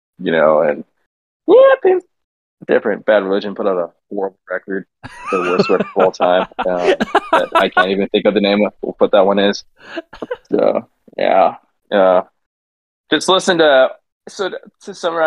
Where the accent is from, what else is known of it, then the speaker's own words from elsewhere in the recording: San Diego, California, United States; Called Mira Mesa. It's right outside of Miramar, which is called Fighter Town